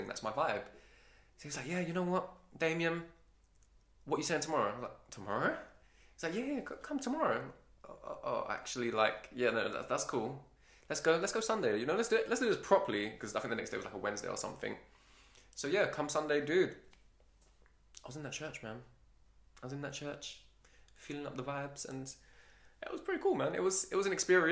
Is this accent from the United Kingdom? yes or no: yes; London, United Kingdom; I'm a Londoner, so we don't really speak properly as it is